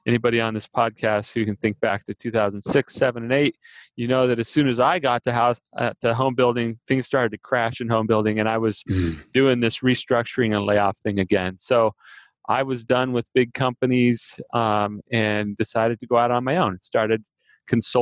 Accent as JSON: {"language": "English", "town": "Phoenix", "region": "Arizona", "country": "United States", "tie": "born or raised there", "said": "I grew up in the Phoenix area"}